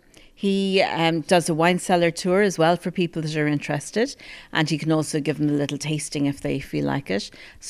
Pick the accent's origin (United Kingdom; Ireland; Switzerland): Ireland; Ballymaloe House, East Cork, Munster; I was born and bred in Ballymaloe House, so I've always been here.